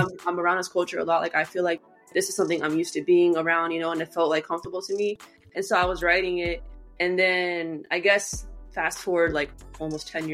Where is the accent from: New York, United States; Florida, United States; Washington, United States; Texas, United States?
Florida, United States; Sanford; I'm from Central Florida